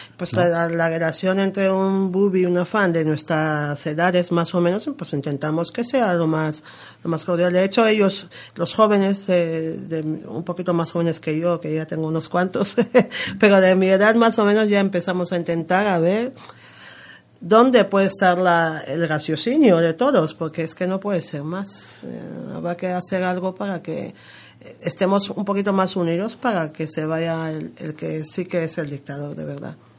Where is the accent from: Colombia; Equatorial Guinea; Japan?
Equatorial Guinea; Malabo, Bioko Norte; first language Spanish; now in Madrid, Spain; Guinea Ecuatorial, de, mi, de mi tierra y de, Malabo